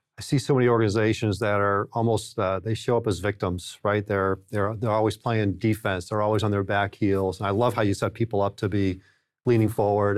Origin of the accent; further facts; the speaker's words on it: New England, United States; growing up in New England, we always rooted for the Red Sox